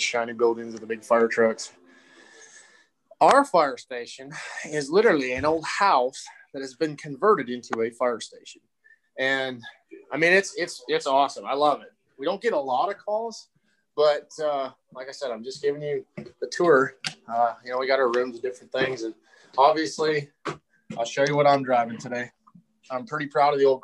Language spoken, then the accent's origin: English; Saskatchewan, Canada; born or raised there; moved away as an adult; now in United States